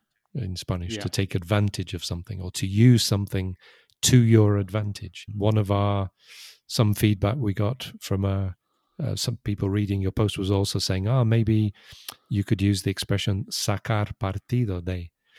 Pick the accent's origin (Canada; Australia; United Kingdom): United Kingdom; Because I'm British, not American.